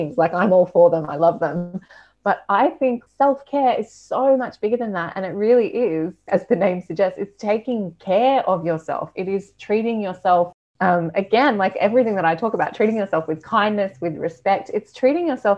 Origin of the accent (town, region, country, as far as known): Australia; moved away